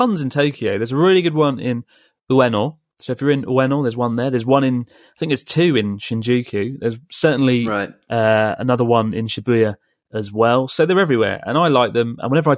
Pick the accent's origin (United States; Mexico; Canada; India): Mexico; We were born and raised in Mexico and speak Spanish to each other.